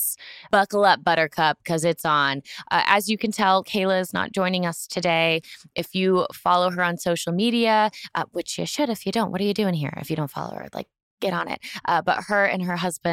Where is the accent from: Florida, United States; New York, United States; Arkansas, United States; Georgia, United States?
Florida, United States; moved away; I grew up in Florida. That's where I got my driver's license